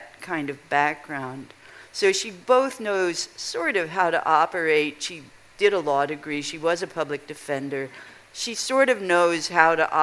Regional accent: Kansas, United States; now in Chicago, United States; When I was a child growing up in Kansas

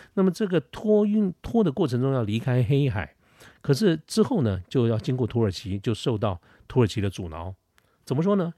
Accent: Taiwan; 作为一个台湾人

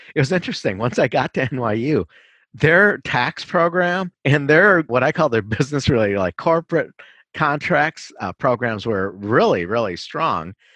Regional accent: Minneapolis, Minnesota, United States; also born or lived in Hong Kong; I'm a Minnesotan all the way through, except for, um, college and law school

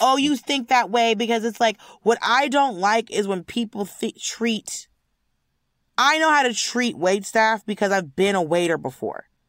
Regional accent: United States; I'm an American

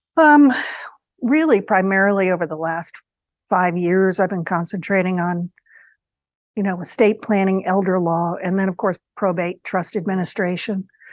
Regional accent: New York area, United States; I'm from the New York area. My family was in New York.

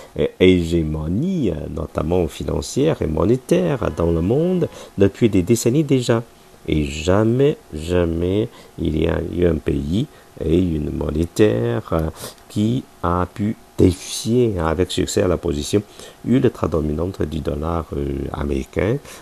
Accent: China; nous, les Chinois

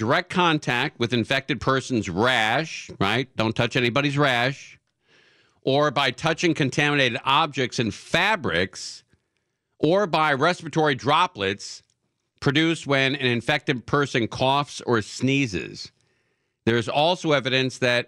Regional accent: the San Fernando Valley, California, United States; When I grew up in the Valley, it was kind of cool and sort of a clean place to live

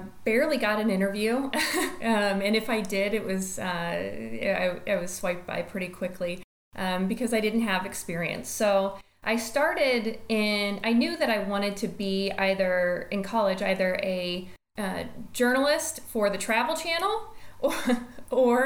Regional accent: Destin, Florida, United States; moved away as an adult; also born or lived in Kansas City, Missouri; just left and fled Destin, Florida, which is my hometown, which I love and adore.

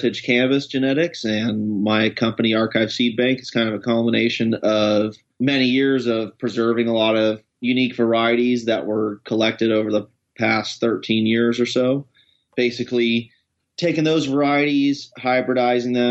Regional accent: East Coast, United States; also born or lived in Washington; now in Portland, United States; I'm originally from the East Coast, but lived in Washington for a long time

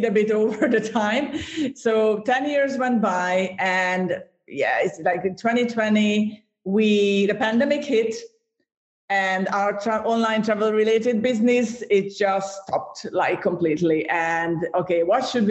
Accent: Hungary; moved away as an adult; also born or lived in Ireland; when we moved from Hungary to Ireland. That's where we are from

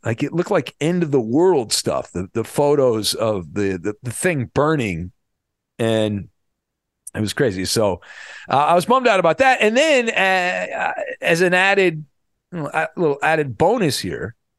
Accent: Irvine, California, United States; When I was growing up in Southern California when I was a kid, I grew up in, uh, the Irvine area.

